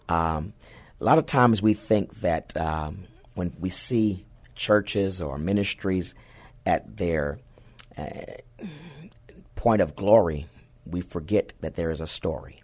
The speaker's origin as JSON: {"language": "English", "town": "San Antonio", "region": "Texas", "country": "United States", "tie": "born or raised there", "also_born_or_lived": "Fort Hood", "said": "I grew up right here in the Alamo City"}